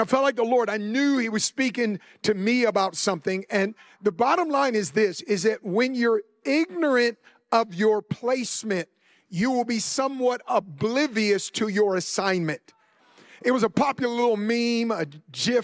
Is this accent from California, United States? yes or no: yes; Oakland, California, United States; where I grew up in the Bay Area, Oakland, California